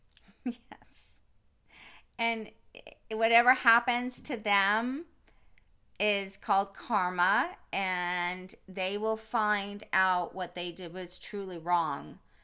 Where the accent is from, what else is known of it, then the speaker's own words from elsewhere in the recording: East Coast, United States; now in California, United States; growing up on the East Coast, we were always around water. And today, living in California